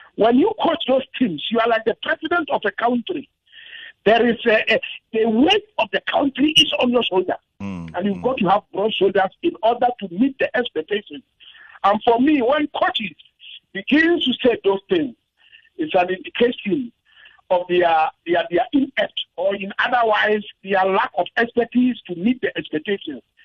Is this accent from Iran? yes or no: no; Ghana; I'm a Ghanaian. Oh yeah. Ghanaians we say Chale.